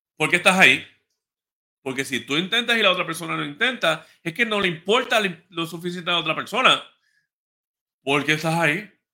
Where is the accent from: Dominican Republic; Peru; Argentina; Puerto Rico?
Puerto Rico; Ponce; yo soy de Ponce